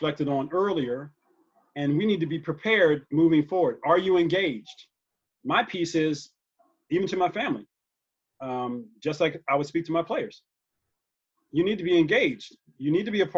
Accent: United States; I happen to be an American. I'm an American

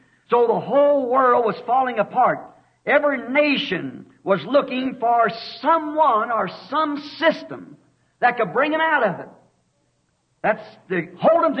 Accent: Arizona, United States; I'm from Arizona

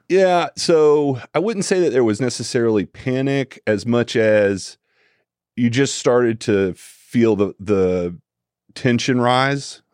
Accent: Tallahassee, Florida, United States; also born or lived in Jacksonville, Florida / Orlando, Florida / Ocala, Florida; I was born and raised in Tallahassee, Florida

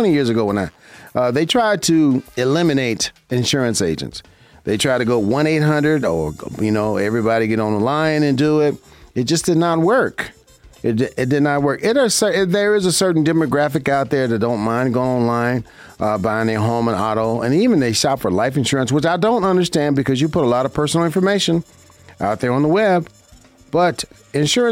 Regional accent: Las Vegas, Nevada, United States; I'm a local here in Las Vegas, Nevada. This is my hometown. I grew up here, and I love my city.

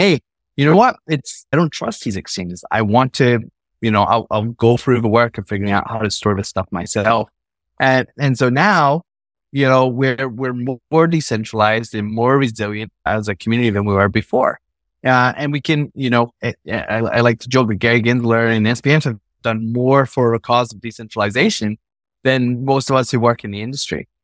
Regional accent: Scotland, United Kingdom; I was born in Scotland, grew up there

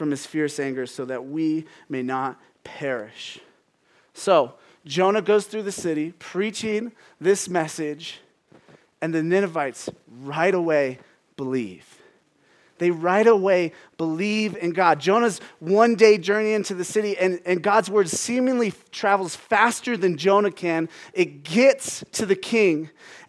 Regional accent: Phoenix, Arizona, United States; I'm from Phoenix. And growing up, a pet peeve of mine, I'm from actual Phoenix

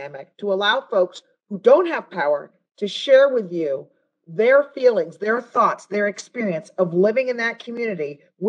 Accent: United States; we, as an American people

